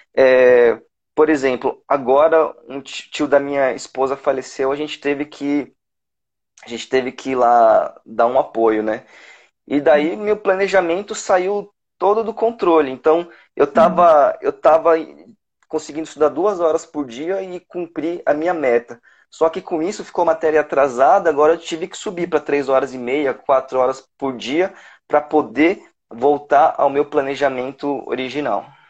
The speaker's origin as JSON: {"language": "Portuguese", "region": "São Paulo", "country": "Brazil", "tie": "born or raised there", "moved": "as an adult", "lives_now": "Brasília, Brazil", "said": "eu sou natural de São Paulo, só que eu já moro aqui em Brasília desde 2012"}